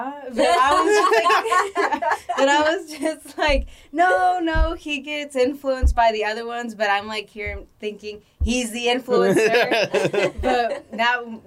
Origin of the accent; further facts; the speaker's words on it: Los Angeles, California, United States; where I live growing up in the San Fernando Valley